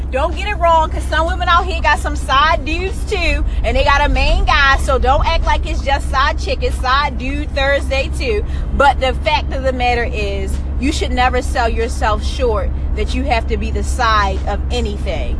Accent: Baltimore, Maryland, United States; I'm from Baltimore

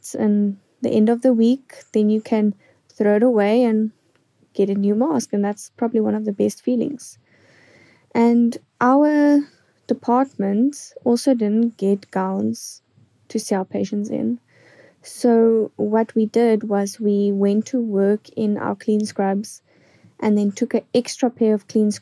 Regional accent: East London, Eastern Cape, South Africa; I am from East London in South Africa.

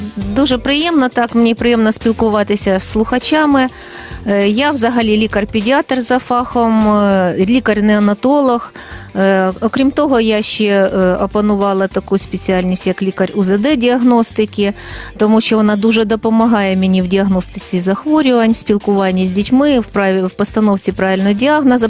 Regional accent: Kryvyi Rih, Dnipropetrovsk Oblast, Ukraine; also born or lived in Kyiv / Yaroslavl; Я сама народилася і виросла в Кривому Розі, навчалася тут

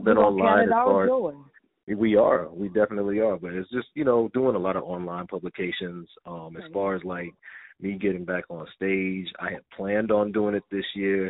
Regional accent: Denton, Texas, United States; I'm a young little black kid from Denton, Texas.

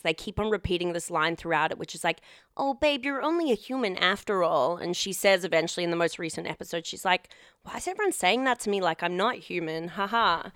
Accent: Perth, Western Australia, Australia; I grew up in Perth

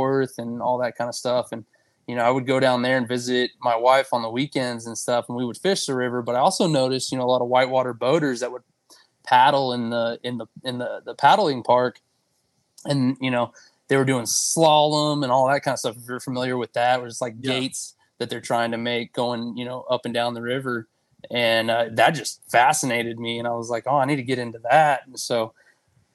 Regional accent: Boerne, Texas, United States; I grew up here in Bernie, which is basically, you know, just about 25, 30 miles just northwest of San Antonio

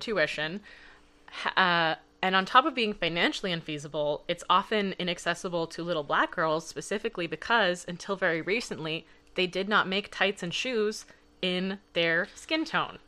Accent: Los Angeles, California, United States; moved away; also born or lived in Canada; I grew up in Los Angeles, and I danced there for ten years

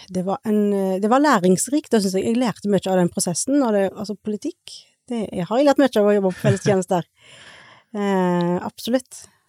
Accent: Suldal, Rogaland, Norway; moved away; also born or lived in India / Stord; jeg er jo opprinnelig fra Suldal, eller oppvokst i Suldal

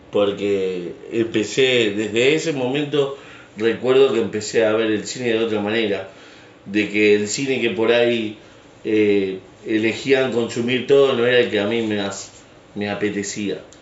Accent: Rosario, Santa Fe, Argentina; estábamos mirando Canal 3 de Rosario, porque somos de Rosario

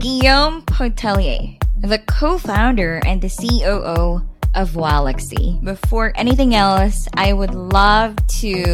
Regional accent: Philippines; my home country, Philippines

